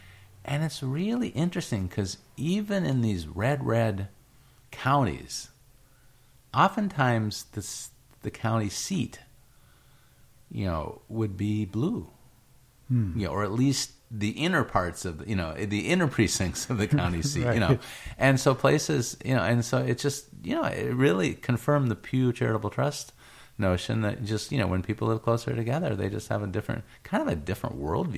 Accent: Iowa, United States; born there; it's funny because I was born in Iowa, and my parents tell these really interesting stories.

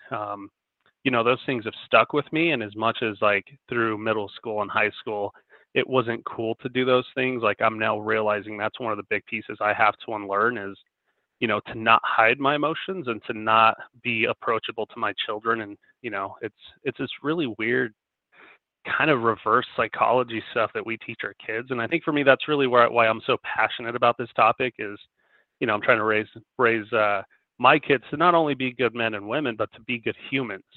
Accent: Denver, Colorado, United States; I live in Denver, Colorado, born and raised

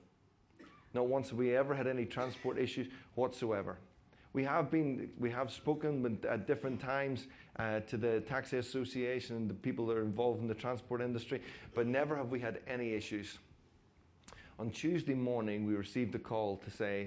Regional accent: Coleraine, Northern Ireland, United Kingdom; moved away; I'm actually from Coleraine, so well Castle Rock, but Coleraine.

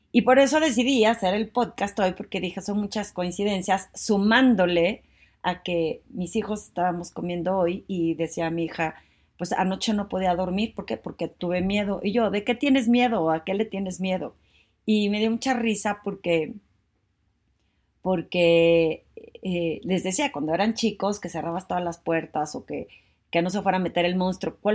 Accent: Torreón, Coahuila, Mexico; now in Mexico City, Mexico; como yo cuando me vine de Torreón a la Ciudad de México, pues no me dio miedo, sentía emoción, una nueva vida

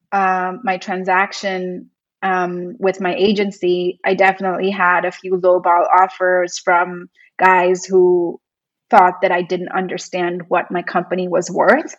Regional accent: India; also born or lived in New York, United States; now in Los Angeles, United States; work in my home country and start an agency

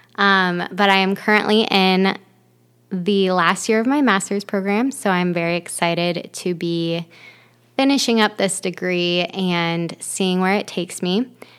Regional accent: Ohio, United States; moved away as an adult; also born or lived in Florida; now in Michigan, United States; I am from Ohio originally, but I've moved around quite a bit. I lived in Florida for seven years after um, growing up in Ohio

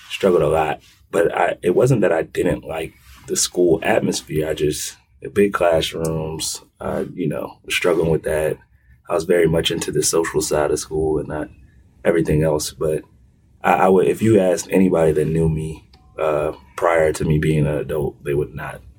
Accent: Hampton, Virginia, United States; also born or lived in Kansas City, Missouri / Kansas City, Kansas / Wichita, Kansas; we started in Kansas, Wichita, Kansas, or I was born in Kansas City, Missouri, moved to Kansas City, Kansas, then Wichita, Kansas, and then I settled in Hampton, Virginia.

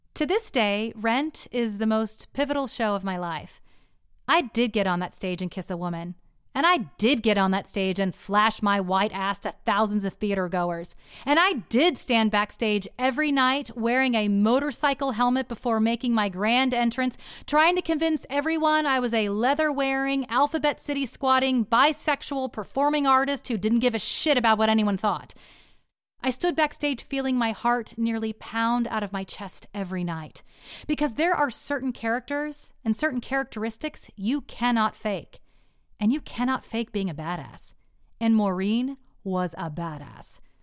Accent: Texas, United States; moved away; The next two years we spent back in my hometown in Texas

